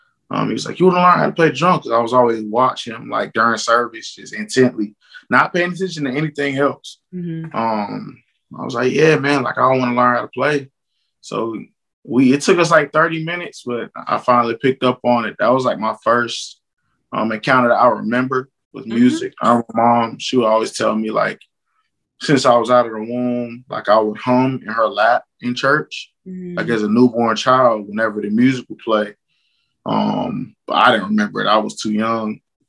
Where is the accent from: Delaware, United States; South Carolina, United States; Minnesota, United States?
South Carolina, United States; also born or lived in Jacksonville, North Carolina / Cuba / Virginia; I was born in Jacksonville, North Carolina. But I was raised, I would say, mainly in South Carolina.